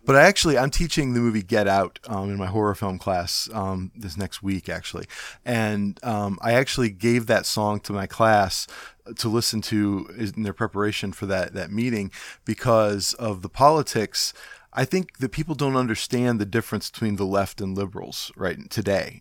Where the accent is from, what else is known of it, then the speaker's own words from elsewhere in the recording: Cleveland, Ohio, United States; I'm from Cleveland